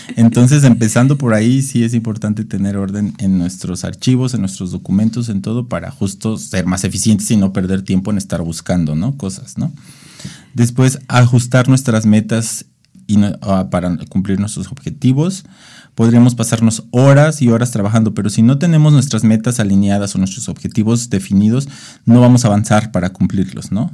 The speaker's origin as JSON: {"language": "Spanish", "country": "Mexico", "said": "como mexicanos"}